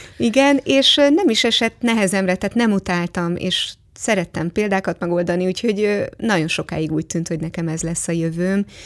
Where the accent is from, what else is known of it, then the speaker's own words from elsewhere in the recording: Hungary; én is Bartók és Kodály országában nőttem föl